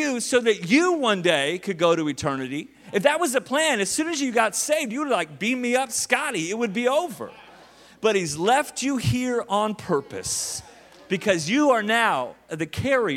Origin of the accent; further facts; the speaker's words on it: Tulsa, Oklahoma, United States; I grew up like in the Bible Belt. I mean, Tulsa, Jerusalem, Oklahoma.